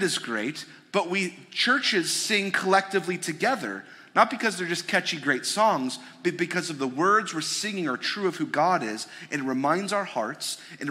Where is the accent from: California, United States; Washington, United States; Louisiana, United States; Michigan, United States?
Michigan, United States; suburb north of Detroit; I grew up in Michigan. I grew up in a suburb north of Detroit